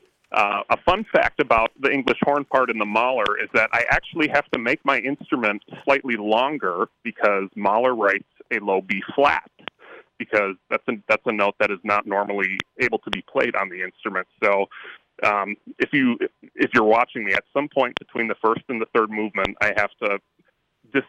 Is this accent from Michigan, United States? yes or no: yes; Grand Rapids, Michigan, United States; moved away as an adult; also born or lived in Cleveland, Ohio; now in Pittsburgh, United States; I'm originally from Grand Rapids, Michigan. So I lived there. I went to high school there.